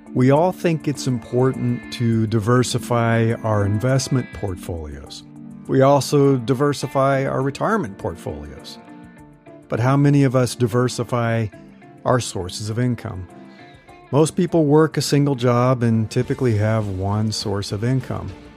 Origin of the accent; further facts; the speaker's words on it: Midwest, United States; moved away as an adult; also born or lived in Texas; now in California, United States; I grew up in the Midwest